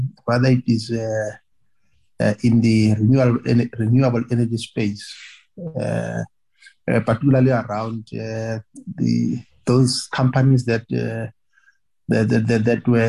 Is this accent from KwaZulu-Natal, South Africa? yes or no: no; Northern Cape, South Africa; I come from Northern Cape.